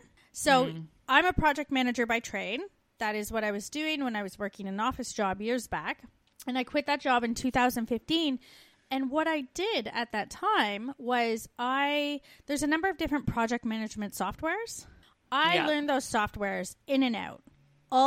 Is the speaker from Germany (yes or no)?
no; Canada; moved away